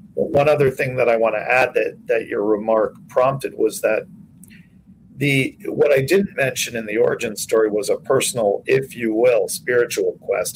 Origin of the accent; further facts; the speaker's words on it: New York City, New York, United States; I'm a, a native New Yorker. I was born in Manhattan, uh, uh, Mount Sinai Hospital in 1964, and I grew up in New York City